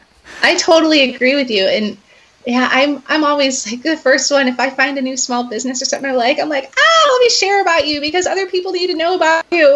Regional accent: Chicago, Illinois, United States; now in Iowa, United States; I grew up around Chicago

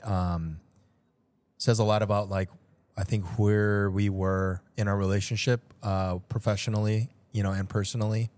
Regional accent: Chicago, Illinois, United States; also born or lived in Seoul, South Korea; I was born in Seoul and have been living here in Chicago pretty much my entire life

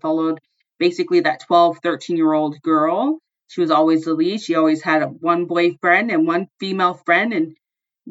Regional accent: Seattle area, Washington, United States; in 6th grade, I'd hop on a bus in downtown and take it all the way into Seattle

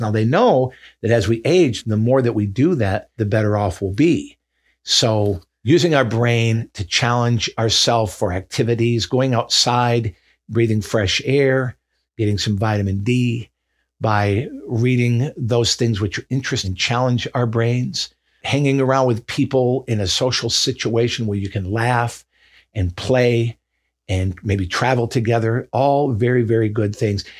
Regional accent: Michigan, United States; the way I grew up in Michigan in the north

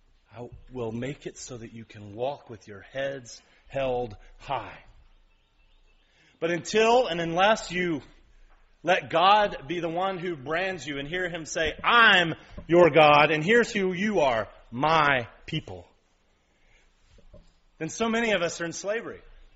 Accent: East Ridge, Tennessee, United States; I grew up in East Ridge on ball fields. Around country people.

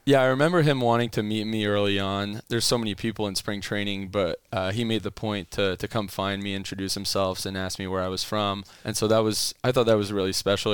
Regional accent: Ottawa, Ontario, Canada; first language French; English is a second language; moved away as an adult; also born or lived in Calgary, Alberta; now in United States; my undergrad was m, in my hometown in Ottawa in kinesiology

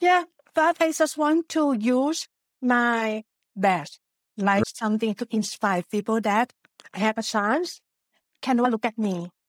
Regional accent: Thailand; English is a second language; moved away as an adult; also born or lived in Japan; now in Netherlands; I was born in Thailand before moving to Japan for studying Japanese and also worked there for two years

